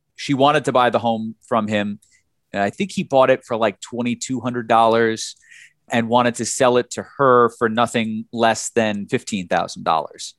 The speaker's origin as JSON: {"language": "English", "region": "New Jersey", "country": "United States", "moved": "as an adult", "lives_now": "Detroit, United States", "said": "I'm from New Jersey, you know, I, I, I, I've been here for, for ten years"}